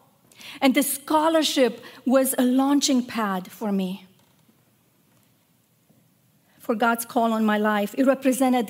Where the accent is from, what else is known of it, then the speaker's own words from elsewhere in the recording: Romania; moved away; I grew up in Romania, a country that was as beautiful as it was troubled.